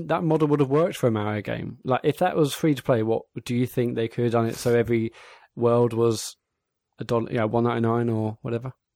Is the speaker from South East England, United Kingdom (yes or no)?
yes; Bognor Regis, South East England, United Kingdom; I'm from Bognor Beach as a seaside town, and I spent you know countless summers and weeks, days, months in the arcades